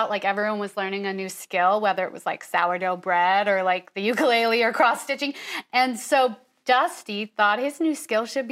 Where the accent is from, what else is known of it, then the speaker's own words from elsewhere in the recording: Syracuse, New York, United States; moved away as an adult; now in New York City, United States; I'm from Syracuse, New York.